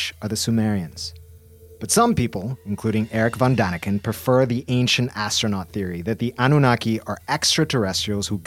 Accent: Bolivia; my home country, Bolivia

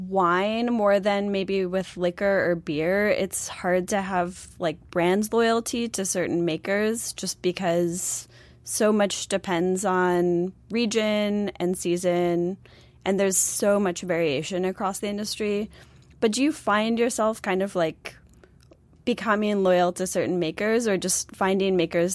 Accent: Buffalo, New York, United States; Like, I'm from Buffalo.

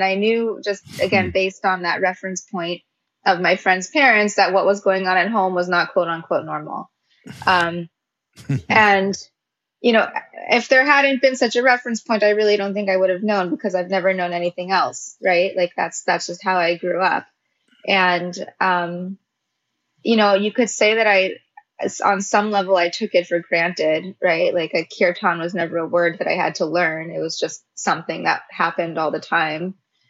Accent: Los Angeles, California, United States; And growing up in West LA and, you know, in Beverly Hills

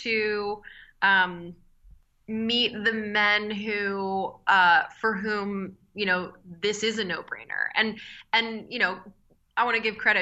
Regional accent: Philadelphia, Pennsylvania, United States; I grew up in Philadelphia.

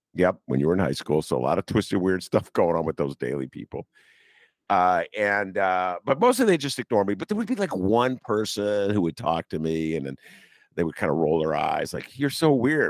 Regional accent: Evanston, Illinois, United States; my hometown, Evanston

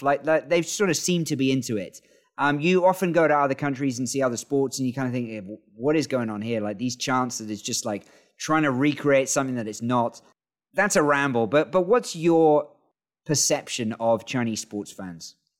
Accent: York, Yorkshire and the Humber, United Kingdom; now in China; I'm originally from York

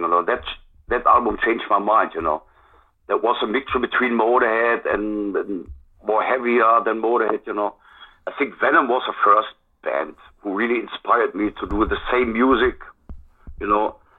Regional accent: Germany; English is a second language; here in my hometown

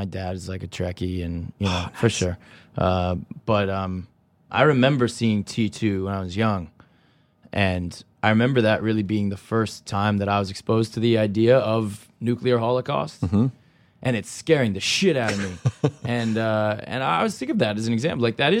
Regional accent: California, United States; I'm from California.

